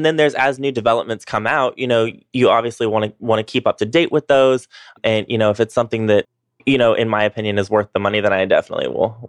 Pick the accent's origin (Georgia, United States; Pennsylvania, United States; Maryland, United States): Georgia, United States; North Georgia mountains, United States; moved away as an adult; also born or lived in New York; now in Atlanta, United States; I grew up in the North Georgia Mountains. I went to college there, grew up there. I went to college at Young Harris College.